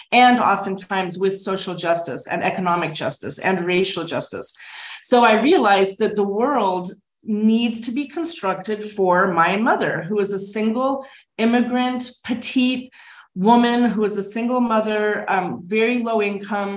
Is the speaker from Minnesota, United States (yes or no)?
no; Denver, Colorado, United States; moved away as an adult; also born or lived in Buffalo, New York; now in Nairobi, Kenya; where I grew up in Colorado